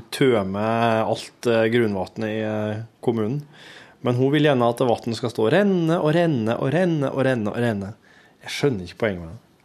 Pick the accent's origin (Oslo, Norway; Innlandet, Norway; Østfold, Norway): Innlandet, Norway; Hjerkinn area; moved away; Det er jo i heimtraktene mine. Hjerkinn til fylkesgrensa